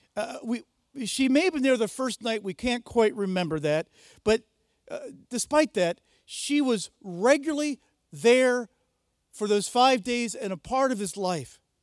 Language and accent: English; United States; I'm an American.